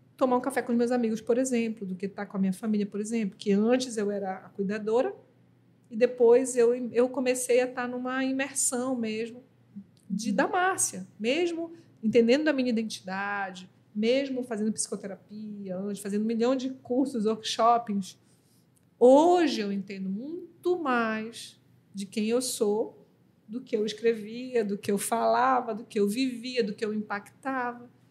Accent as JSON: {"language": "Portuguese", "town": "Belém", "region": "Pará", "country": "Brazil", "said": "eu sou paraense"}